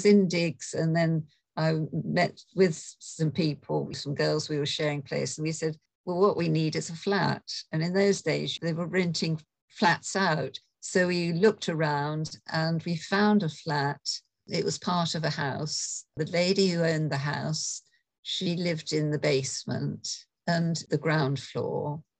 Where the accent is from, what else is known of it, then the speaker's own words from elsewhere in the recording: United Kingdom; now in London, United Kingdom; I grew up on a farm about 60 miles north of London. So I'm a country girl. All my relations seem to be in farming. So I really was brought up with animals and in the countryside